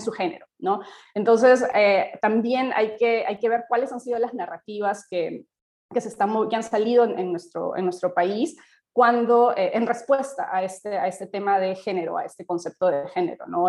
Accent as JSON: {"language": "Spanish", "country": "Peru", "said": "como sociedad peruana"}